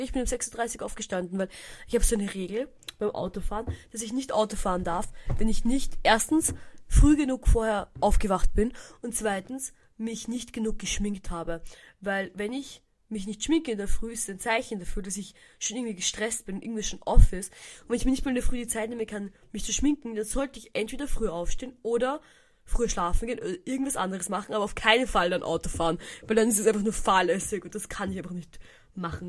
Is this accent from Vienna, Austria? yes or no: no; Hirm, Burgenland, Austria; Ich bin in Hirn aufgewachsen, könnte man sagen